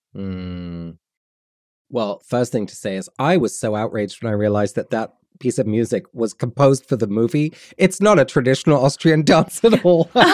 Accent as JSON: {"language": "English", "region": "London", "country": "United Kingdom", "tie": "born or raised there", "said": "I was born and raised in London and then in the, the countryside south of London"}